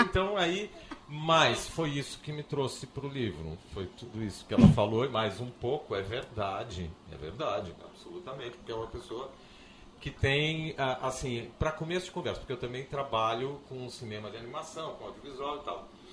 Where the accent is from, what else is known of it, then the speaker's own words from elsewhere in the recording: Porto Alegre, Rio Grande do Sul, Brazil; moved away as an adult; also born or lived in Vacaria; now in Florianópolis, Brazil; Eu sou, eu nasci em Vacaria, mas com três meses de idade vim para cá. Então eu sou um porto-alegrense